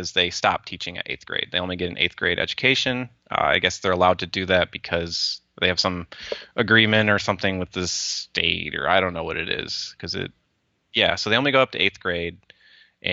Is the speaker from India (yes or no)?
no; Lachine, Michigan, United States; I was born in Lachine, Michigan. And we started off, we were just living in like a small like trailer or whatever. And I remember living there and kind of growing up